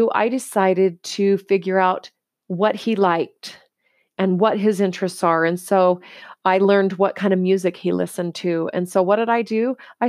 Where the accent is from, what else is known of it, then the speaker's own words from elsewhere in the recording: United States; because in the culture I was raised in the United States and where I lived and the environment I grew up in, it was all about the thinner, the better.